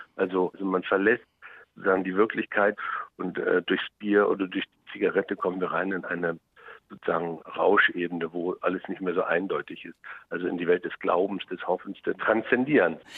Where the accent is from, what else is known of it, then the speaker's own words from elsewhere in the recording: Germany; ich bin ja in der DDR groß geworden